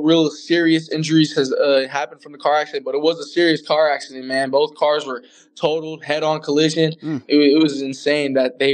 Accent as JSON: {"language": "English", "region": "California", "country": "United States", "said": "I'm from California"}